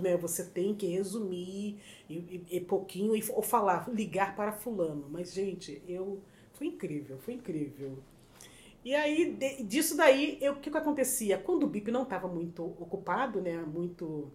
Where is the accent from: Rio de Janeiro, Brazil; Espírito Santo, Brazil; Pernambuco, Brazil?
Rio de Janeiro, Brazil; accent: carioca; moved away as an adult; also born or lived in São Paulo; now in New York, United States; sou do Rio de Janeiro, bem do subúrbio do Rio de Janeiro, bastante conhecido como Zona Norte